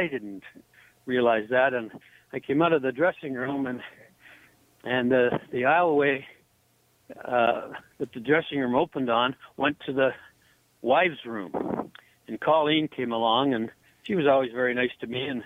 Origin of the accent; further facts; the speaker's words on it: Sarnia, Ontario, Canada; born there; I was born in Sarnia, Ontario, so that was the closest NHL team.